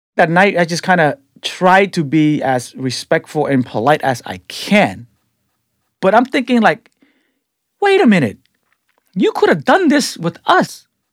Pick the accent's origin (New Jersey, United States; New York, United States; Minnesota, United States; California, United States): California, United States; San Francisco; also born or lived in Cambodia; I'm a guy from the Tenderloin